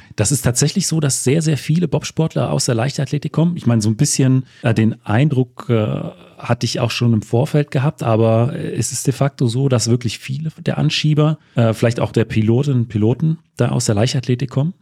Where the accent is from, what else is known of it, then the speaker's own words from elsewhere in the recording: Wolfen, Saxony-Anhalt, Germany; Ich, ich komme aus, äh, ursprünglich aus Wolfen